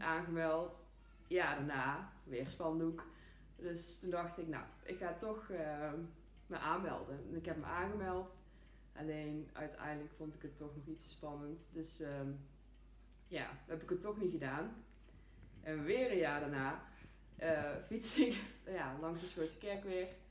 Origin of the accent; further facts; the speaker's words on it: Eindhoven, North Brabant, Netherlands; ik ben geboren en getogen in Eindhoven